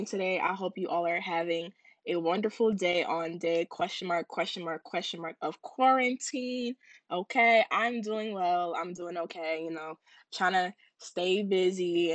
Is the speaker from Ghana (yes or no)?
yes; Ghana; I'm Ghanaian.